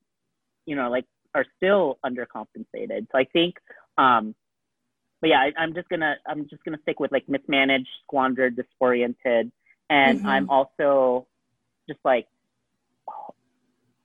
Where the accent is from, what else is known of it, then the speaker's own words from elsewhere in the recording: Alaska, United States; now in Las Vegas, United States; coming from Alaska, being, like, a whitewashed Filipino